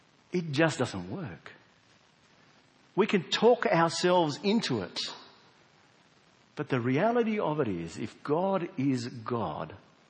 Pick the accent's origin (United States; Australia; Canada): Australia; South Australia; we're South Australian, we don't have convicts here